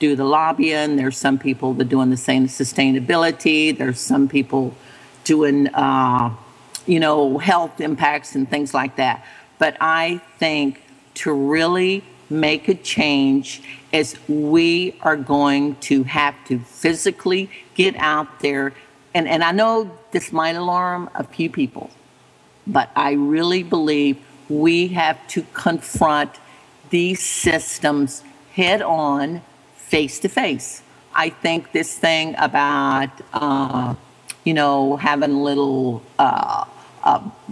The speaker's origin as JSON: {"language": "English", "region": "Gulf Coast", "country": "United States", "said": "I'm from the Gulf Coast."}